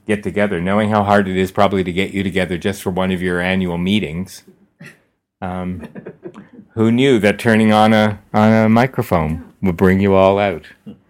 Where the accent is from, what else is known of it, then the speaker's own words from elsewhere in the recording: East Coast, Canada; moved away; I grew up on the East Coast